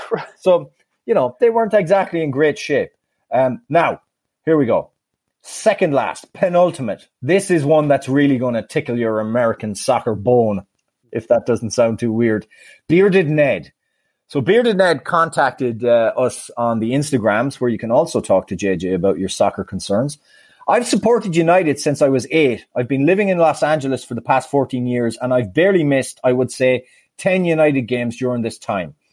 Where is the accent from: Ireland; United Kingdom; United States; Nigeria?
Ireland; Sligo, Connacht; my hometown team, Sligo Rovers